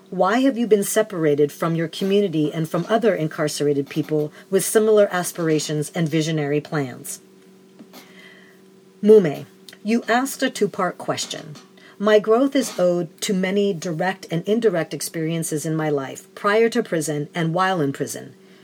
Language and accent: English; Oakland, California, United States; those natural things I saw as a kid growing up in West Oakland in the 60s.